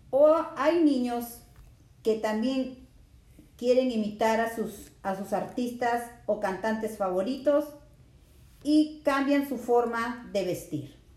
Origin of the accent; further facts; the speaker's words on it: Lima, Peru; Yo nací en Lima, Perú